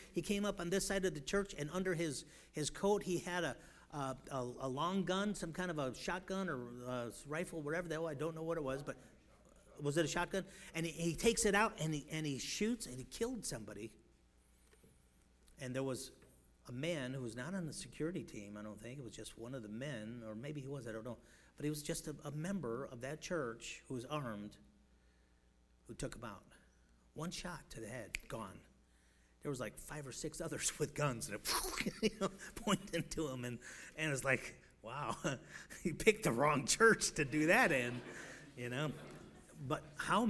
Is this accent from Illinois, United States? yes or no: yes; Chicago, Illinois, United States; moved away; I come from Chicago